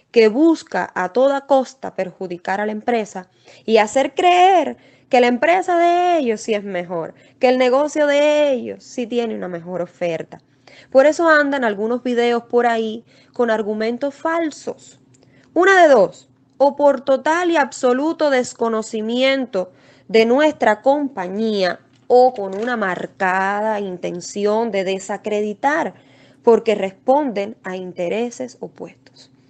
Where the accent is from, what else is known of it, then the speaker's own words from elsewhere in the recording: Camagüey, Cuba; now in Texas, United States; yo soy manager de Trust Investing, soy cubana de Camagüey pero como les comentaba, resido actualmente en el estado de Texas, Estados Unidos.